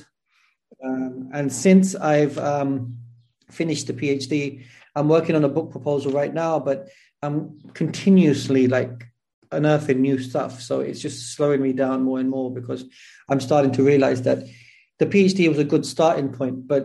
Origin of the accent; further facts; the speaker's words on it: London, United Kingdom; moved away as an adult; also born or lived in Tooting / Syria; now in Turkey; I was born in South London, Clapham. So I was born and raised in Clapham.